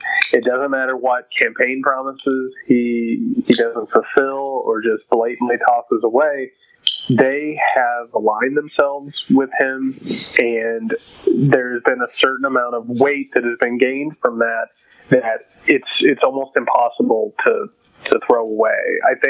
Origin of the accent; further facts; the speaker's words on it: Indiana, United States; we're both from Indiana. I don't know your socioeconomic background, but I can say that I grew up dirt poor. I grew up with a factory family.